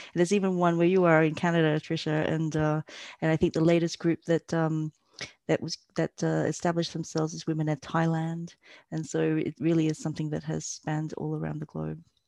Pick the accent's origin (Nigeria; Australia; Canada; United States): Australia; moved away as an adult; also born or lived in Malaysia; now in Berlin, Germany; I was born in Malaysia, um, and my family migrated to Australia when I was young.